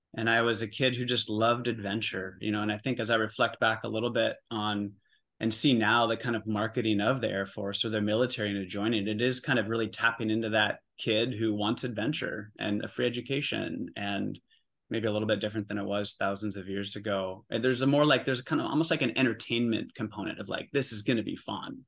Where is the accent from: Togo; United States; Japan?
United States; Oregon; moved away as an adult; also born or lived in New York City; I grew up in Oregon. I'm back home in Oregon